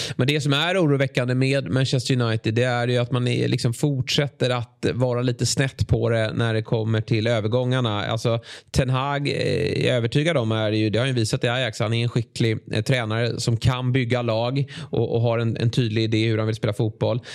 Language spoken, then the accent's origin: Swedish; Sweden; som svensk